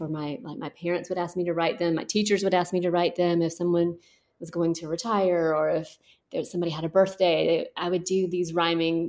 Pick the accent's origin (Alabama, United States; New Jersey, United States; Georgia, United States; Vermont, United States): Georgia, United States; Thomaston; I am from Georgia, and I grew up right in the middle of Georgia in a tiny town called Thomaston